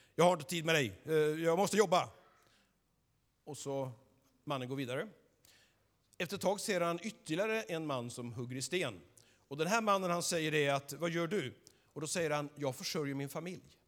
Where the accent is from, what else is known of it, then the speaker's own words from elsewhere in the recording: Skövde, Västra Götaland, Sweden; jag är född här i Skövde, uppvuxen här.